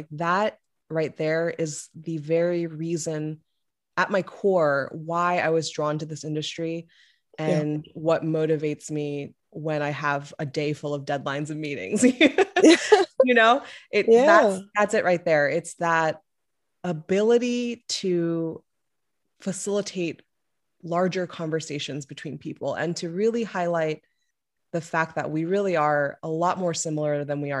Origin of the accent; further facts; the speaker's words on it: the South, United States; obviously we grew up together in the South. And so he was also one of the only Korean kids in his school.